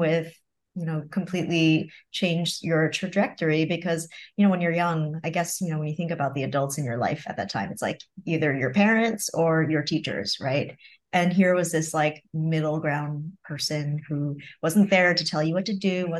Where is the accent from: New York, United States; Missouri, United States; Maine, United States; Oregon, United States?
New York, United States; Long Island, Nassau County; also born or lived in Queens, New York; I was born in Queens, but grew up in Long Island, Nassau County